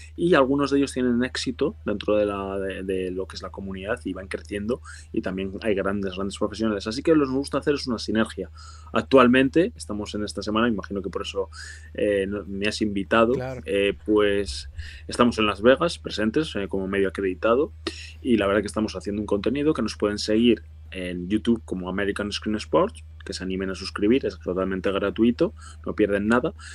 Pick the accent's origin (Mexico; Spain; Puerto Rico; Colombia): Spain